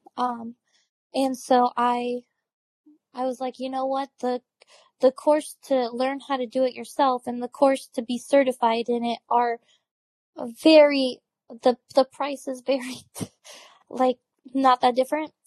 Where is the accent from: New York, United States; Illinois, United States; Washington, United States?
Washington, United States; now in Texas, United States; I'm from Washington, dark and cold